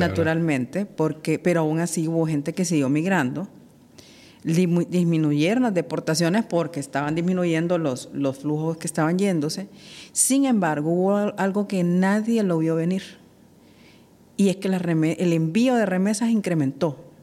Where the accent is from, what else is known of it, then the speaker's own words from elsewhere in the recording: Honduras; somos los hondureños